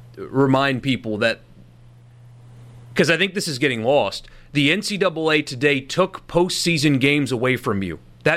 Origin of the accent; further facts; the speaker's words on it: South Carolina, United States; moved away as an adult; I grew up in South Carolina. I haven't lived there in 10 years.